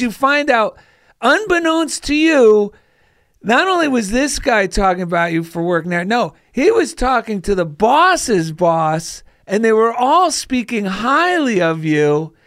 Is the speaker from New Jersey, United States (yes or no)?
yes; New Jersey, United States; now in California, United States; I grew up in New Jersey